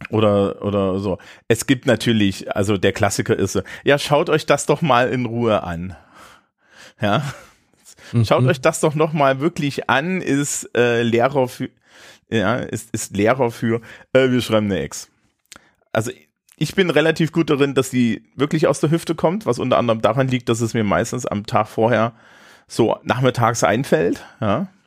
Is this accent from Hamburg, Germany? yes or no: yes; Hamburg, Germany; als Hamburger